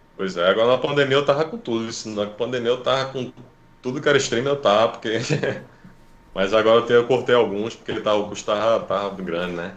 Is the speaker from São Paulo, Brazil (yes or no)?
no; Recife, Pernambuco, Brazil; eu sou de, de Recife